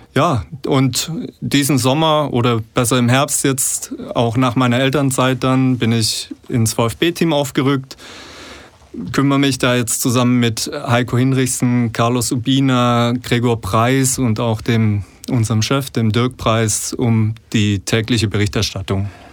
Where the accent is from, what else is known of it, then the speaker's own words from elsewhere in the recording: Fellbach, Baden-Württemberg, Germany; also born or lived in Bad Cannstatt, Stuttgart; komme aus dem schönen Schmieden, Stadtteil von Fellbach